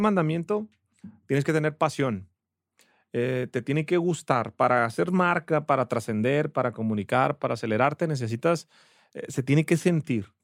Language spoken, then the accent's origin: Spanish; Ensenada, Baja California, Mexico; moved away as an adult; now in Guadalajara, Mexico; Soy de Ensenada, Baja California, pero ya soy tapatío por adopción. Ya tengo 13, 14 años viviendo aquí en Guadalajara